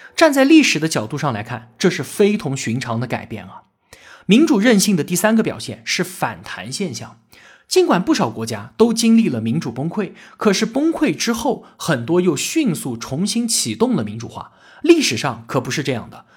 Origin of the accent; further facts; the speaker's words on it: China; 我们中国人